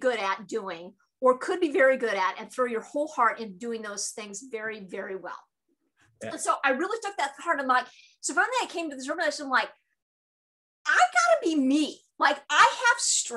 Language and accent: English; California, United States; I'm from California